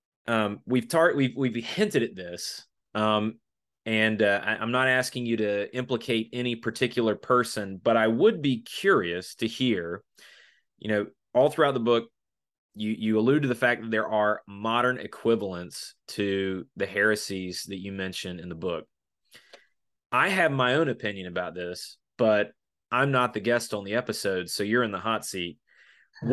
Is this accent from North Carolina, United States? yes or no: yes; Eastern North Carolina, United States; when I was growing up in Eastern North Carolina